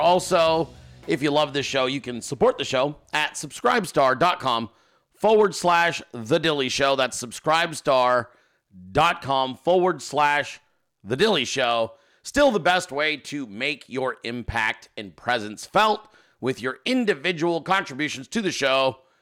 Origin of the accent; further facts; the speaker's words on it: Alaska, United States; I was born in Alaska. Uh, my family is all from Alaska